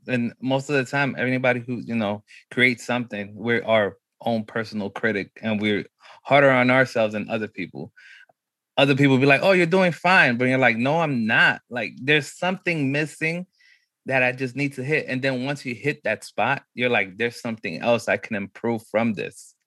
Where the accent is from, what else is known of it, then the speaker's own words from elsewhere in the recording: New York City, New York, United States; growing up in New York was crazy